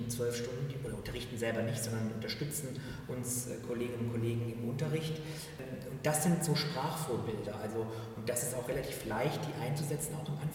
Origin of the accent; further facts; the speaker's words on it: Spain; ich bin selber halber Spanier. Das heißt, ich erzähle von meinen Großeltern, von meiner Mutter und ich erzähle, wie ich in Spanien aufgewachsen bin